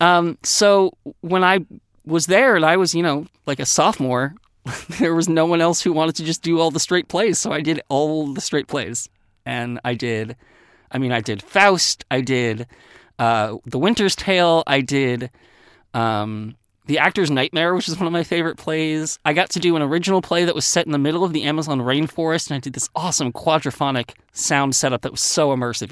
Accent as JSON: {"language": "English", "area": "Westchester County", "region": "New York", "country": "United States", "tie": "born or raised there", "said": "I grew up in Westchester County, New York"}